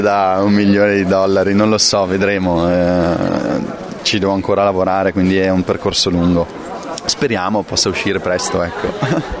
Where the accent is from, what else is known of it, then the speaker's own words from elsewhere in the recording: Brescia, Lombardy, Italy; nel mio territorio Rio Brecciano perché io sono, sono del lago di Carda, quindi sono di Brescia.